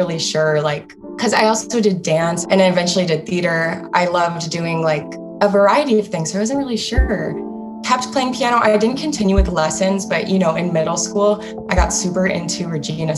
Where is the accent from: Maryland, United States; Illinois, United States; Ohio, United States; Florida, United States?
Ohio, United States; Cleveland; moved away as an adult; also born or lived in Charlotte; now in Nashville, United States; I am from Cleveland, Ohio. That's where I lived most of my life.